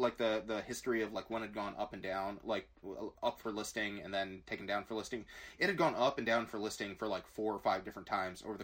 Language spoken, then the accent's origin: English; Glen Ellyn, Illinois, United States; we grew up in Glen Ellen